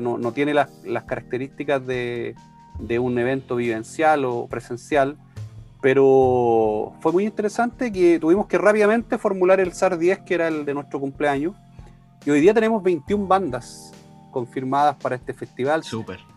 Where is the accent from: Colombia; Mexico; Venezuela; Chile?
Chile; como buen chileno